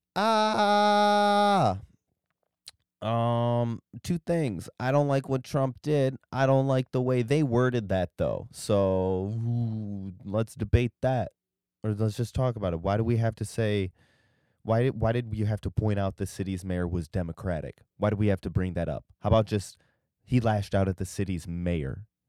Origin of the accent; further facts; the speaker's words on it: Michigan's Upper Peninsula, United States; where I'm from